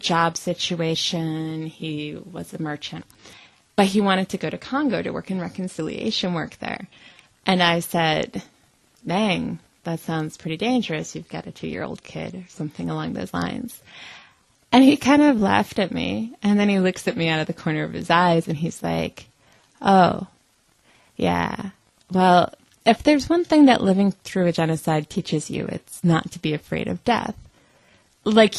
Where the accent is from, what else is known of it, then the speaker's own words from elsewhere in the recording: United States; as an American